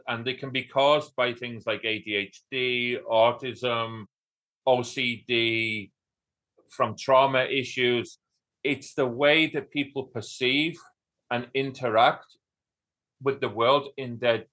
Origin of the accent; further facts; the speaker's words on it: North Wales, United Kingdom; now in Kilkenny, Ireland; From North Wales, and I live in Southeast Ireland near a town called Kilkenny.